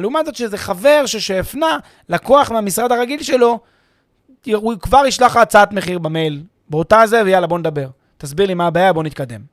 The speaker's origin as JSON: {"language": "Hebrew", "country": "Israel", "said": "לנו כישראלים"}